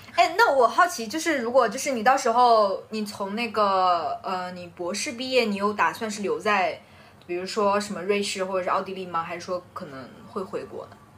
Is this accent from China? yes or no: yes; China; 我那时候在国外的时候，别人就会看到我是中国人